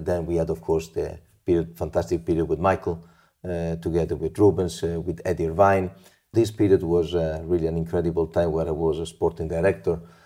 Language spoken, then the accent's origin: English; Imola, Emilia-Romagna, Italy; now in Monza, Italy; I was born in Imola, my wife was born in Monza, and we live basically in the park of Monza